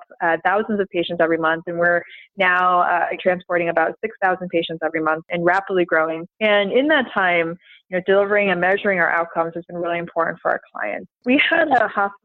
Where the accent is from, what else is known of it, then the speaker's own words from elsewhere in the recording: Florida, United States; I'm from Florida